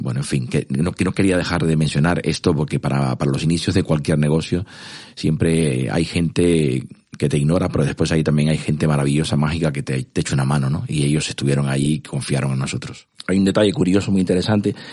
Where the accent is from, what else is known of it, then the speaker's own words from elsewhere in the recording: Cuba; moved away as an adult; also born or lived in Moscow, Russia; now in Spain; yo nací en Cuba, eh, me crié ahí hasta, hasta los 18 años